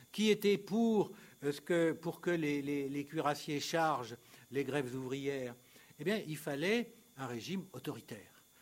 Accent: Italy; French is a second language; C'était la grande alternative, y compris chez nous. Chez nous, en Italie, en Finlande, c'était l'alternative.

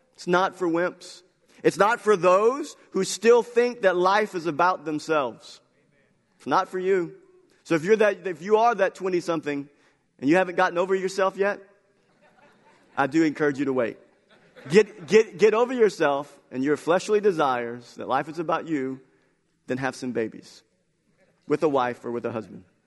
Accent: United States; our belief as American culture

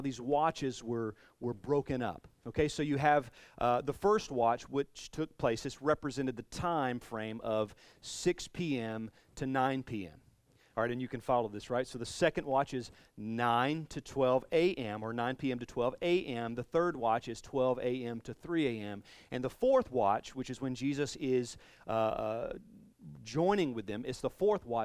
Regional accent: the South, United States; I'm from the South, so riled is a word

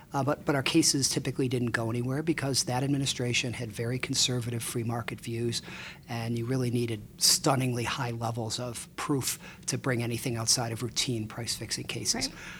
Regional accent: Chicago, Illinois, United States; moved away as an adult; also born or lived in Ann Arbor; I grew up in Chicago. Um, yep. I grew up on the north side, about a mile from Wrigley Field

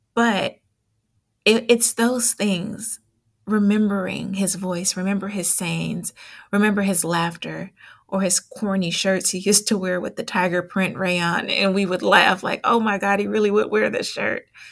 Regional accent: Oakland, California, United States; I grew up in East Oakland

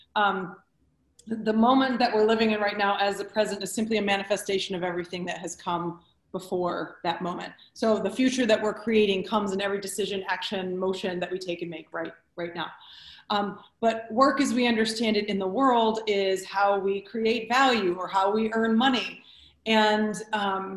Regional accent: Detroit, Michigan, United States; I was born and raised in Detroit

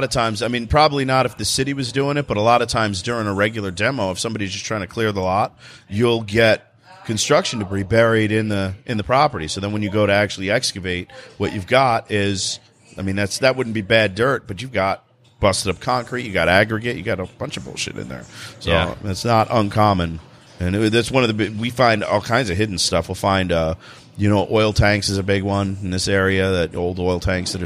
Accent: New Jersey, United States; I'm from New Jersey

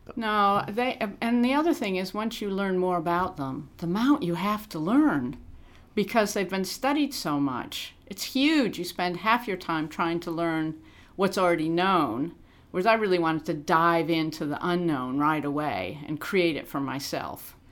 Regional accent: Illinois, United States; accent: American; now in Australia; I grew up in Illinois, 100 miles from Chicago

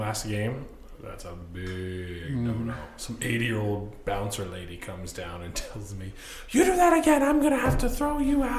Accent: Green Bluff, Washington, United States; I grew up in Green Bluff.

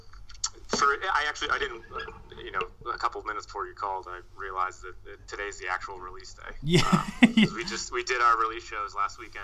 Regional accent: Massachusetts, United States; moved away as an adult; also born or lived in New York; We're all from Massachusetts originally

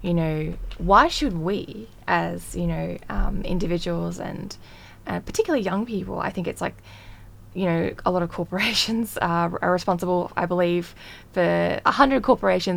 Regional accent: Australia; as an Australian

